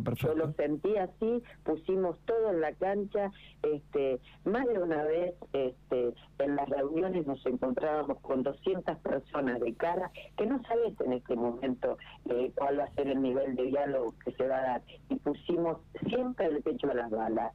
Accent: General Pico, La Pampa, Argentina; es mi territorio, es mi tierra

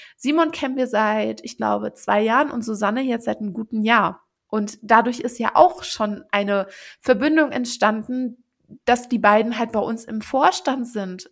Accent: Mettmann district, North Rhine-Westphalia, Germany; wir kommen ja alle aus dem Kreis Mettmann in äh, NRW

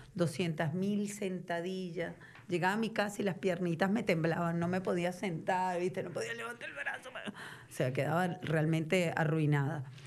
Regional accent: Venezuela; accent: Venezuelan; moved away as an adult; now in Argentina; siendo venezolana, con acento venezolano

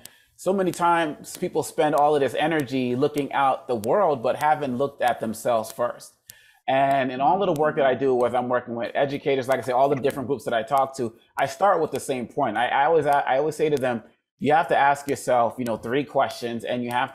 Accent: Boston, Massachusetts, United States; my parents are Congolese, but I was born in Boston, Massachusetts. And growing up in the 70s

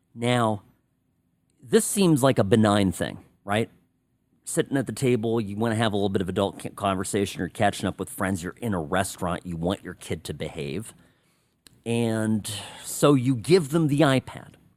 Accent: Irvine, California, United States; moved away as an adult; I lived most of my life in a place called Irvine

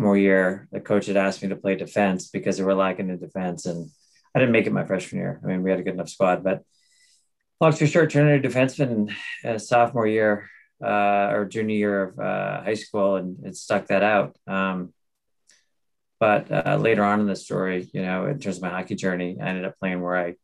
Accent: near Hamilton College, New York, United States; I ended up staying in my hometown or close there and played at Hamilton College for 4 years

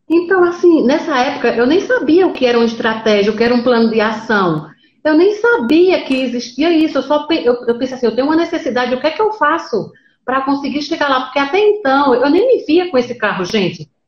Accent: Pernambuco, Brazil; Então, eu sou do interior de Pernambuco. Eu digo que eu moro no interior dos interiores de Pernambuco.

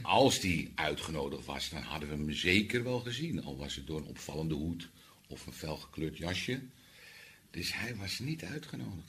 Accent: Amsterdam, North Holland, Netherlands; als Amsterdammer

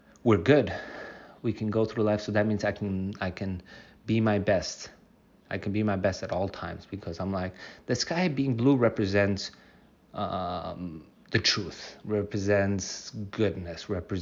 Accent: United States; I'm from the United States

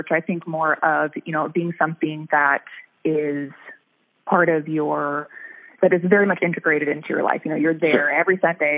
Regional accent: Reno, Nevada, United States; moved away as an adult; also born or lived in Sacramento, California; now in Pacific Northwest, United States; I was born in California, in Sacramento, but we lived there until I was only about 9 or so, and then we moved to Reno, Nevada, and that's basically where I grew up

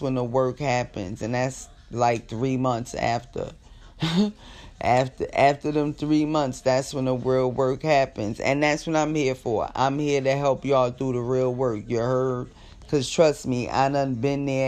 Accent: Jersey City, New Jersey, United States; now in California, United States; I'm from Jersey. Jersey City, to be exact

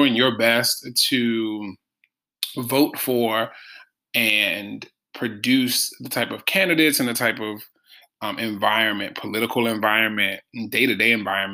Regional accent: Baltimore, Maryland, United States; growing up in Baltimore

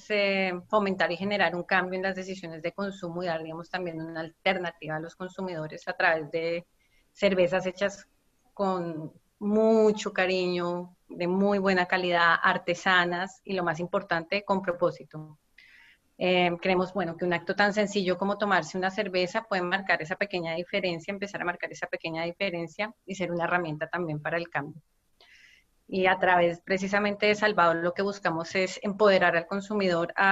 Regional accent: Colombia; moved away as an adult; now in Barcelona, Spain; soy colombiana

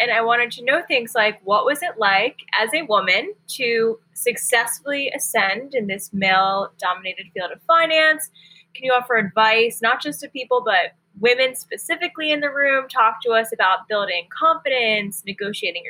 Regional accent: Washington, District of Columbia, United States; I was born and raised in the Washington, D.C. metro area

